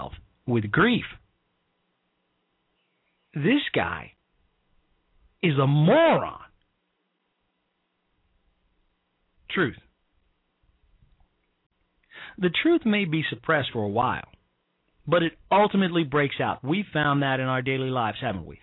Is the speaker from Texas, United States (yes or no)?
no; Chicago, Illinois, United States; Chicago, my hometown